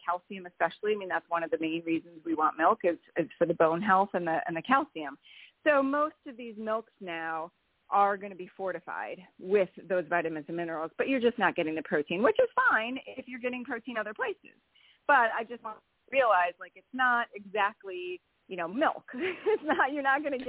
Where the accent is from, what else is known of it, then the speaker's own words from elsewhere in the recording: Wisconsin, United States; I am from Wisconsin